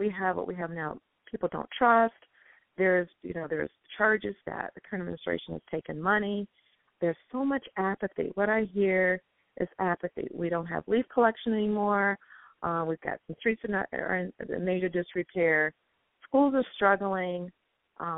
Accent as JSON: {"language": "English", "town": "Selma", "region": "Alabama", "country": "United States", "moved": "yes", "lives_now": "Maple Heights, United States", "said": "I am from Selma, Alabama."}